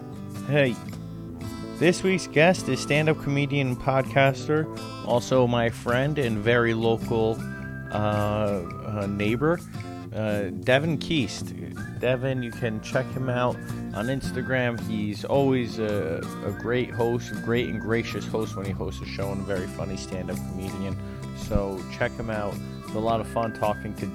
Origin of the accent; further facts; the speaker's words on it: Poughkeepsie, New York, United States; moved away as an adult; now in Bronx, United States; I grew up in Poughkeepsie, and I came to college in the Bronx.